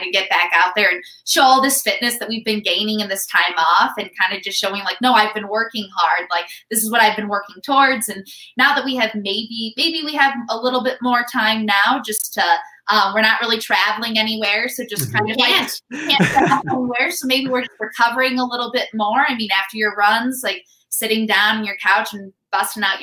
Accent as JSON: {"language": "English", "town": "Chicago", "region": "Illinois", "country": "United States", "tie": "born or raised there", "said": "It was my hometown in Chicago, Illinois."}